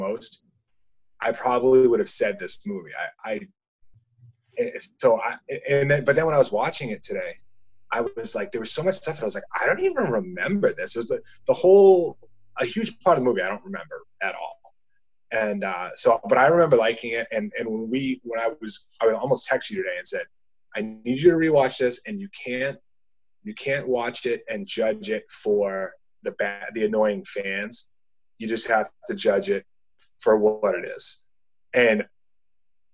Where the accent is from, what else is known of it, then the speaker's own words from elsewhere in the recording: just north of Boston, Massachusetts, United States; we're from Massachusetts, just north of Boston